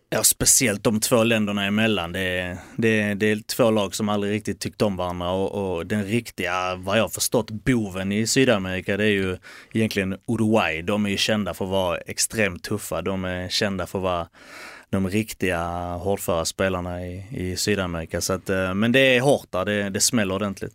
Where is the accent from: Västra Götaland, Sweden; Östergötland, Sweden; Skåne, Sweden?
Skåne, Sweden; Malmö; moved away as an adult; also born or lived in south of Helsingborg; now in near Helsingborg, Sweden; Malmö är ju hemma. Det är där jag är uppväxt, det är där jag är född.